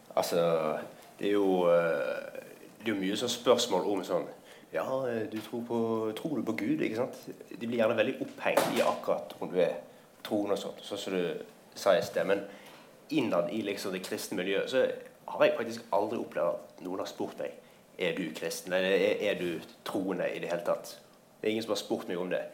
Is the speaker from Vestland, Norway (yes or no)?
yes; Bergen, Vestland, Norway; Jeg kommer fra Bergen.